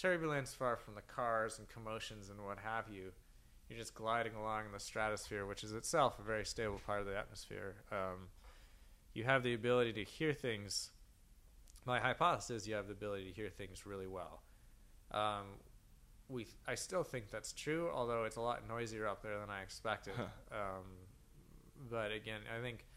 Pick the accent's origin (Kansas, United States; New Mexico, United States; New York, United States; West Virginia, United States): New Mexico, United States; moved away; Grew up in a small town in New Mexico